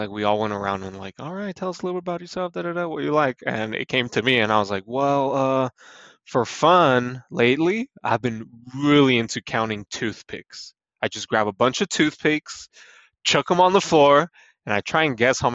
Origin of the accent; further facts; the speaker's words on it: California, United States; now in Utah, United States; all three of us are from California.